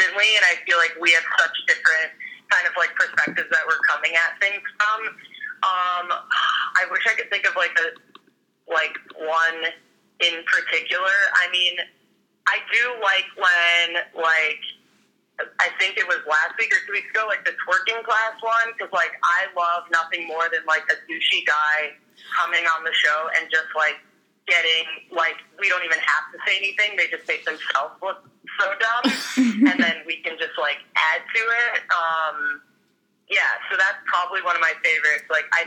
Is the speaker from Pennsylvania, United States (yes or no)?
no; Chicago, Illinois, United States; moved away; also born or lived in Toronto, Canada; I grew up in Chicago, but I had been living in Toronto the last, like, 4 years.